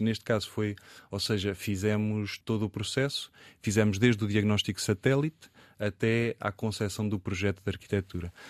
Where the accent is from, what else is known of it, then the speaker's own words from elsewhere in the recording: Coimbra, Centro, Portugal; foi muito bom viver e estar em Coimbra. Desde, eh, nasci em Coimbra